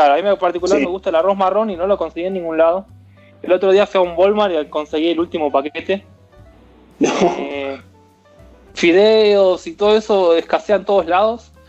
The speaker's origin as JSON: {"language": "Spanish", "country": "Argentina", "also_born_or_lived": "Florida, United States", "moved": "as an adult", "lives_now": "Nevada, United States", "said": "soy argentino"}